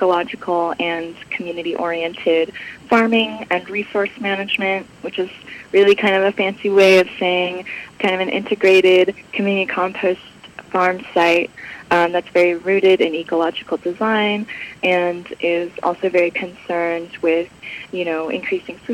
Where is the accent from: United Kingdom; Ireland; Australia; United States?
United States; Bay Area, California; moved away as an adult; now in Los Angeles, United States; I grew up in the Bay Area. I was there from when I was 8 till about 24.